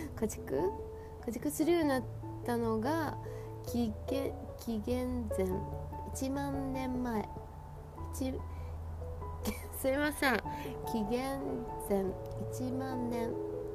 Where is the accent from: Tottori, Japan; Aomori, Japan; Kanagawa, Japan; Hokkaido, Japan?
Hokkaido, Japan; 私私ご本人はまあ北海道育ち